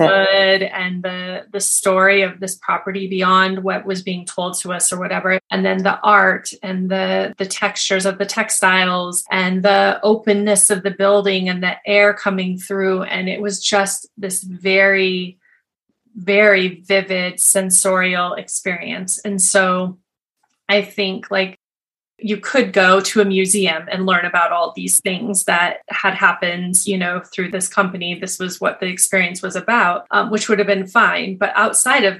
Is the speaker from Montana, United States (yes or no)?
yes; Montana, United States; now in Colorado, United States; live in Colorado in the United States, but I grew up in Montana.